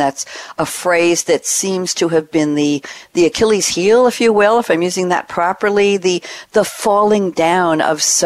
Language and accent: English; Long Island, New York, United States; moved away; I come from New York, from Long Island.